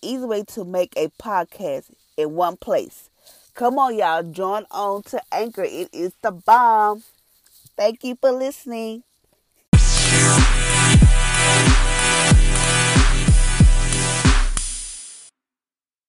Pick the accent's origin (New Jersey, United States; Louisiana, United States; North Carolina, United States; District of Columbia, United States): Louisiana, United States; I'm from Louisiana